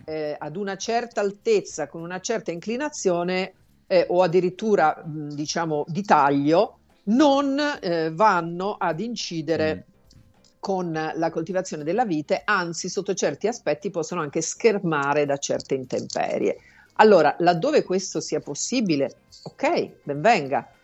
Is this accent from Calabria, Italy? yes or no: no; Sicily, Italy; in Sicilia da dove vengo io